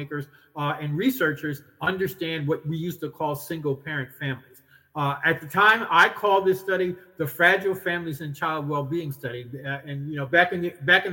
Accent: New York City, New York, United States; I grew up in New York City

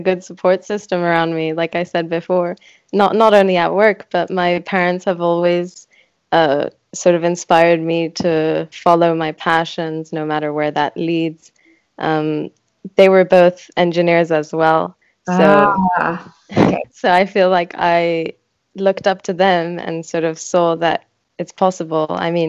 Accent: France; English is a second language; also born or lived in Switzerland; now in London, United Kingdom; Both my parents are Greek, but I was born in Switzerland and then grew up in France, went to a British school, and now I'm living in London.

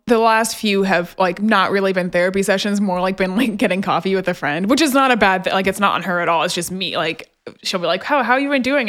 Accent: just outside of Memphis, Tennessee, United States; I grew up just outside of Memphis

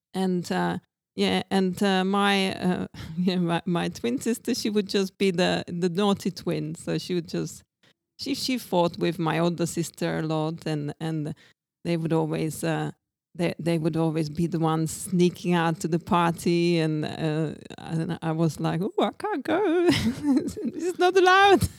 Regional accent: Brno, South Moravian Region, Czechia; English is a second language; moved away as an adult; also born or lived in Brighton, United Kingdom / Mallorca, Spain / Ibiza, Spain / Greece; now in Czech Republic; I come from Brno

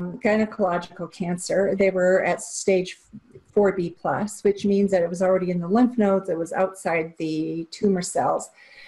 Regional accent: Japan; I grew up in Japan, and so I understand some of the nuances of working cross-culturally

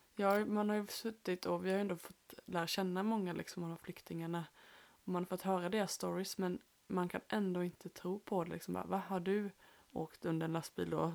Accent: Småland, Sweden; vi är ju här från Småland

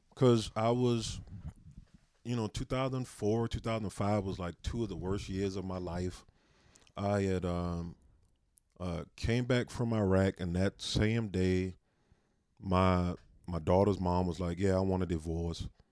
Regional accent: South Carolina, United States; moved away as an adult; also born or lived in San Antonio, Texas; now in Spokane, United States; I grew up in South Carolina.

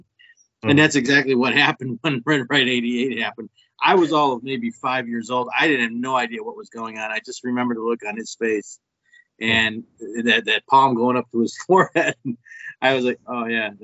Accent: Twinsburg, Ohio, United States; I grew up in Twinsburg

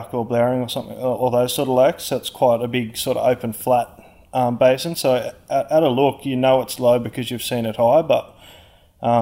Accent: Orange, New South Wales, Australia; I'm from Orange

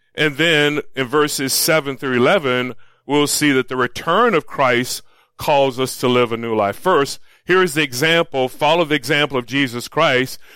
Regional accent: Florida, United States; moved away; also born or lived in Los Angeles; I grew up in Florida

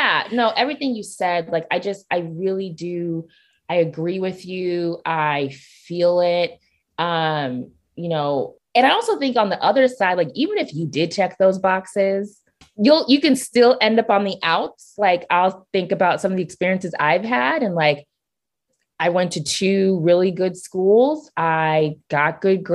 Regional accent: Nigeria; I'm Nigerian

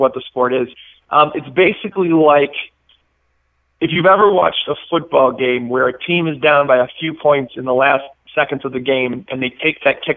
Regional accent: Milwaukee, Wisconsin, United States; also born or lived in Chicago, Illinois; I'm originally from Wisconsin, so just north of the border outside of Milwaukee. Born in Chicago, but moved to Milwaukee pretty young

